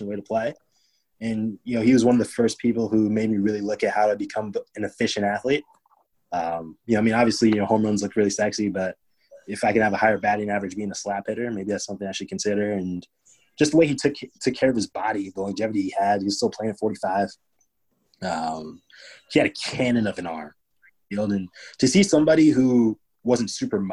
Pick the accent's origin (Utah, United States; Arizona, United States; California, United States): California, United States; Diamond Bar; I'm from Diamond Bar. If you guys know Alex Morgan, same hometown as her.